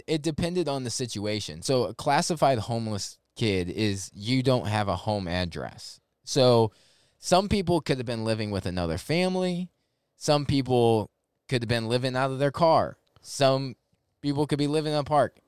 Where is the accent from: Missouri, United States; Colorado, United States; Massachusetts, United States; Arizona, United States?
Missouri, United States; St. Louis; moved away as an adult; now in Jacksonville, United States; I actually grew up in Saint Louis, Missouri. Grew up there, lived twenty-two years of my life